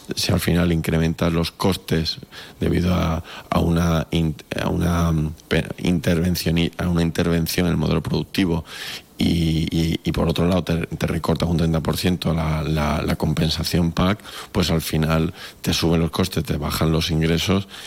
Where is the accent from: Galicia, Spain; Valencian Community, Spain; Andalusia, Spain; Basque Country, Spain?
Andalusia, Spain; Cádiz; todos los que somos de Cádiz